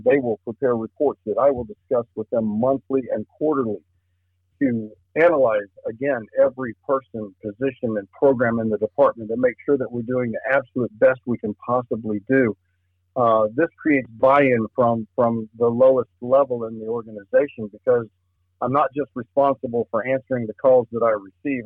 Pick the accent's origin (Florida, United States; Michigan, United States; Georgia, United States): Florida, United States; Lakeland; moved away as an adult; also born or lived in Miami; now in Clay County, United States; working in Polk County as a deputy sheriff, where I grew up. Uh, I, my hometown was Lakeland.